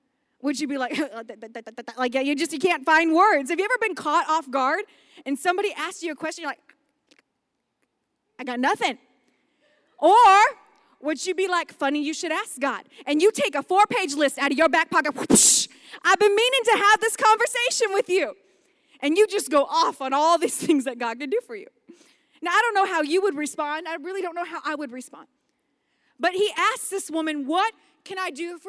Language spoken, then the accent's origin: English; Las Vegas, Nevada, United States; we're from Vegas